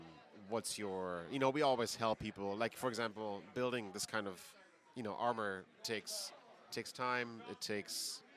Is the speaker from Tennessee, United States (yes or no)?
yes; Franklin, Tennessee, United States; I'm from Franklin, which is south of Nashville.